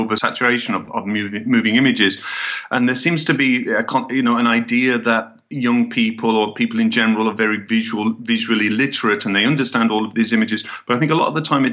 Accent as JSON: {"language": "English", "town": "Birmingham", "region": "West Midlands", "country": "United Kingdom", "tie": "born or raised there", "moved": "yes", "lives_now": "Barcelona, Spain", "said": "My family's Irish, but I was born and brought up in England, in Birmingham."}